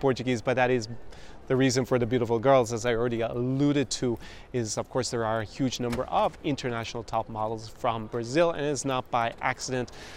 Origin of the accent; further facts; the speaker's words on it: Ireland; first language English; moved away; in my home country of Ireland